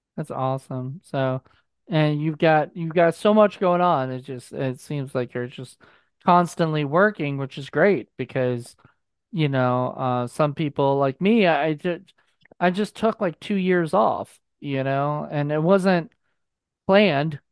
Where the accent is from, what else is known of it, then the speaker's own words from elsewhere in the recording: Virginia, United States; my hometown in Vir, in Virginia